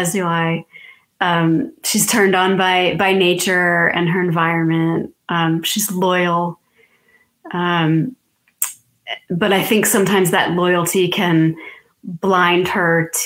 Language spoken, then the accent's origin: English; Massachusetts, United States; moved away as an adult; now in Outer Banks, North Carolina, United States; I've lived on the Outer Banks for 9 years now, and I'm originally from Massachusetts